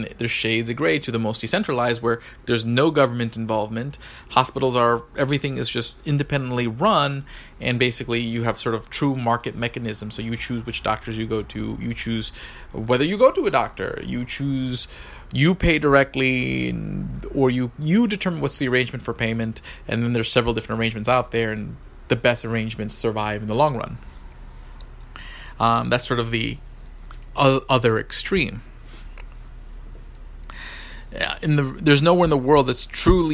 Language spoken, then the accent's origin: English; United States; I'm from the United States